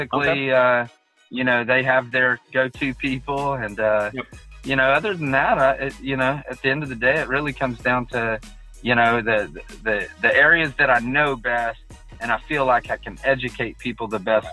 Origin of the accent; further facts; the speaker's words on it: Katy, Texas, United States; now in Humble, United States; I'm from Katy, so the first 3 years, my real estate was all in Katy